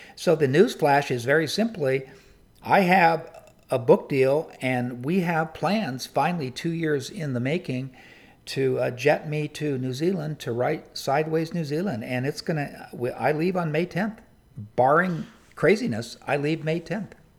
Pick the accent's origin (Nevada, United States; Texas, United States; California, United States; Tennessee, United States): California, United States; San Diego; I grew up in San Diego